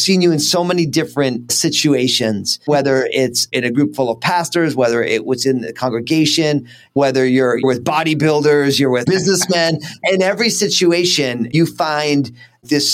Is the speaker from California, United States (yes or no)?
no; New Jersey, United States; if I'm all Italian from New Jersey